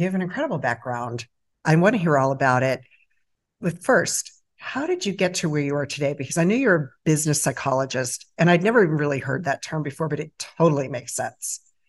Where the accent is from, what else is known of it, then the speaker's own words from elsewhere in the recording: Baltimore Annapolis area, Maryland, United States; also born or lived in Virginia Beach, Virginia; I was born in Virginia Beach and raised in the Baltimore-Annapolis area and had very humble and tragic beginnings.